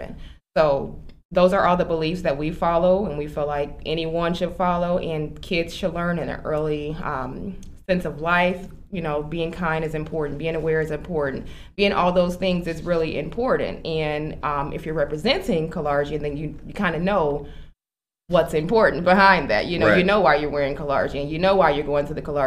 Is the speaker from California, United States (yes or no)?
no; Chicago, Illinois, United States; moved away as an adult; now in Aurora, United States; I am originally from Chicago. Okay. I'm born and raised, and I have been in Aurora for 7 years now